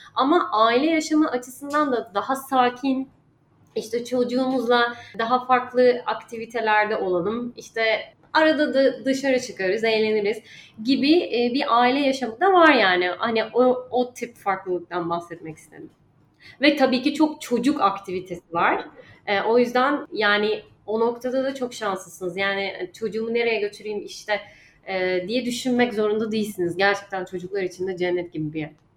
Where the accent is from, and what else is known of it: Turkey; moved away as an adult; also born or lived in Dubai